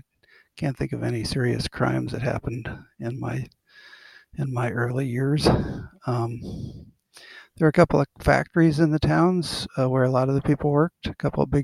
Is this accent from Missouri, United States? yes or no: no; Ohio, United States; I'm from a little town in Ohio, about 8,000 people